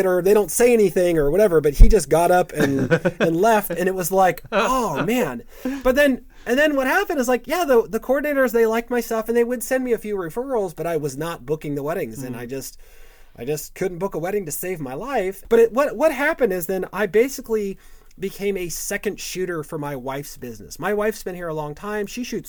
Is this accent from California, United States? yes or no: yes; California, United States; now in St. Louis, United States; when I moved to St. Louis and a few years ago, like, you know, I came from Southern California, which is a big market.